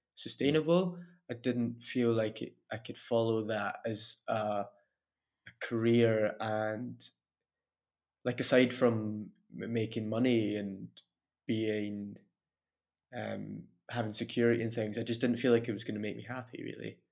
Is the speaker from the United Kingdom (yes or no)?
yes; Dunfermline, Scotland, United Kingdom; also born or lived in Glasgow / Italy; now in Dundee, United Kingdom; I'm originally from Dunfermline